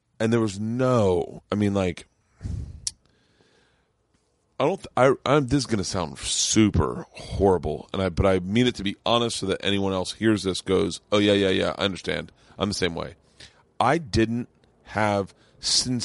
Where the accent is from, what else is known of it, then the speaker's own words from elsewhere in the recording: Tampa, Florida, United States; My hometown was in Tampa